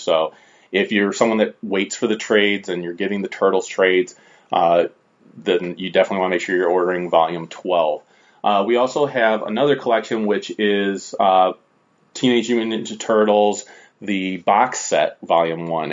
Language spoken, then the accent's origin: English; Strongsville, Ohio, United States; here in Strongsville, which is my hometown